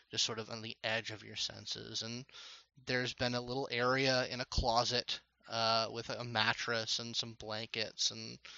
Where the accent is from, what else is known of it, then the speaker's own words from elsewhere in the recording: Texas, United States; I'm from Texas.